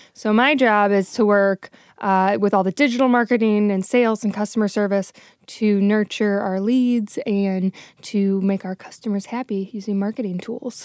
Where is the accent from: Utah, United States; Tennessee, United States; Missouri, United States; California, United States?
Missouri, United States; St. Louis; moved away as an adult; also born or lived in New Orleans; I knew I wanted to move back to Saint Louis, which is my hometown